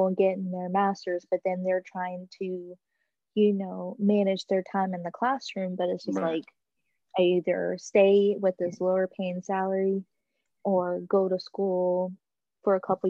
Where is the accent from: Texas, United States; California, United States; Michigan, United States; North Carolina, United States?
Texas, United States; moved away; my hometown in Texas